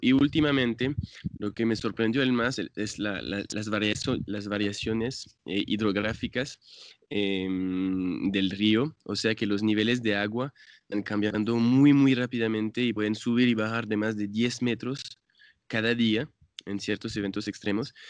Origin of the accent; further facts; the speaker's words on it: France; Spanish is a second language; moved away as an adult; now in San Francisco, Colombia; yo soy eh, francés, pero ya llevo 10 años en Colombia.